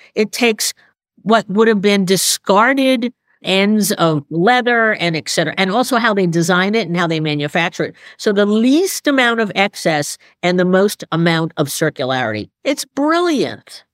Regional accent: New York, United States; moved away as an adult; also born or lived in Boston; I'm a New Yorker by breeding

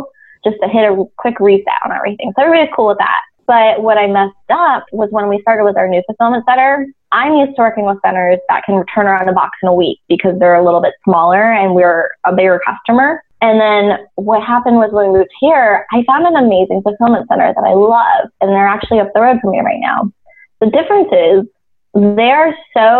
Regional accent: Las Vegas, Nevada, United States; I grew up in Las Vegas and K through 12, everything in my life happened there

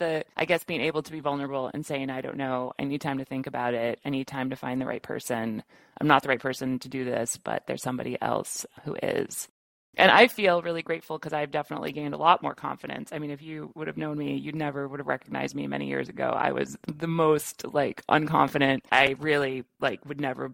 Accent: Midwest, United States; I'm from the Midwest

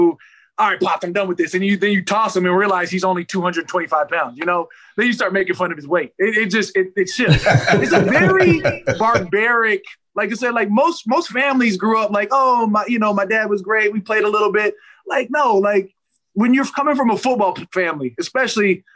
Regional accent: Arizona, United States; moved away as an adult; also born or lived in Minnesota / California; now in New Orleans, United States; I was born in Minnesota, left when I was 5. Went to Arizona, been in Arizona since I was 5.

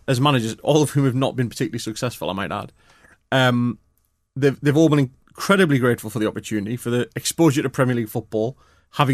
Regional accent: Newcastle upon Tyne, North East England, United Kingdom; I'm a Geordie

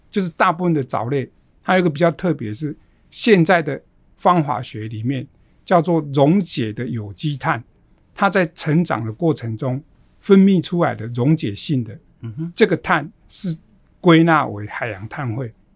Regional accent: Xiaoliuqiu, Pingtung County, Taiwan; moved away; 我的家乡是在小琉球

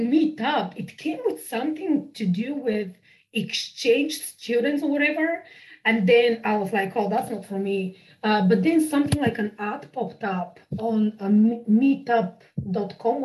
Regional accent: Bulgaria; English is a second language; moved away as an adult; now in United Kingdom; I'm from Bulgaria. I was born in Bulgaria. And so I moved to the UK in 2007.

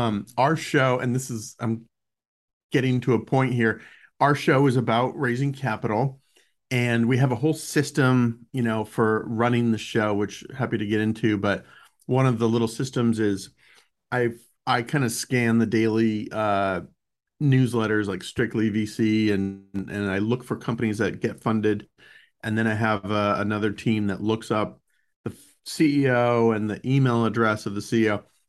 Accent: Boulder, Colorado, United States; So I grew up in Boulder, Colorado.

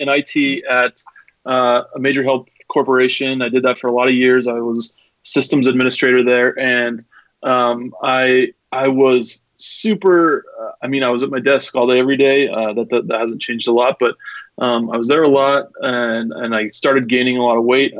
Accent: Salt Lake City, Utah, United States; I'm from Salt Lake City. Lived here my entire life

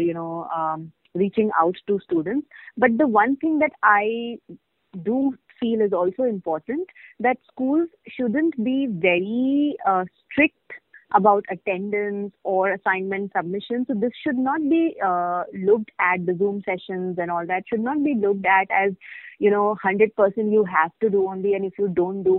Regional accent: India; as Indian parents

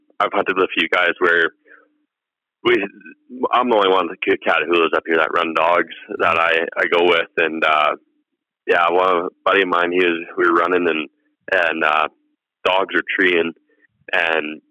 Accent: Southern Alberta, Canada; I'm from Southern Alberta.

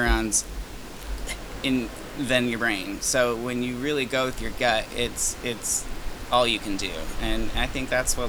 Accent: Grand Rapids, Michigan, United States; moved away; also born or lived in New York City; I'm from Grand Rapids

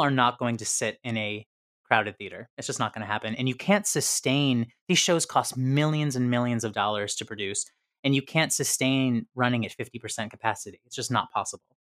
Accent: near Syracuse, upstate New York, United States; I'm from upstate New York. but it's more central, it's by Syracuse

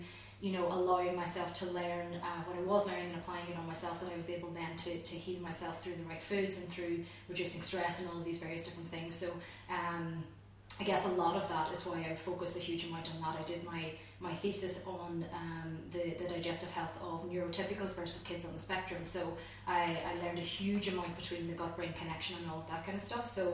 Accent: Donegal, Ulster, Ireland; also born or lived in Galway; I grew up in Donegal. I grew up on a farm

